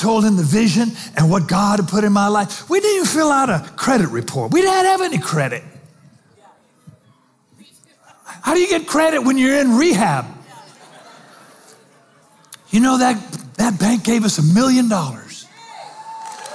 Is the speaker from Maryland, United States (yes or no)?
no; Spanaway, Washington, United States; I'm 24. I'm from Spanaway by way of rehab